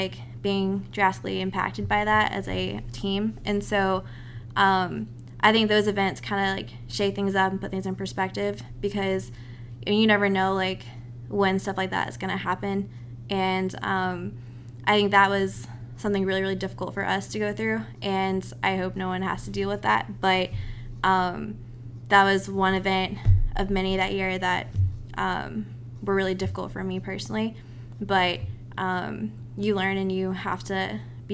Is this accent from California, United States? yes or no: no; Macon, Georgia, United States; moved away as an adult; now in Charleston, United States; I'm from Macon, Georgia.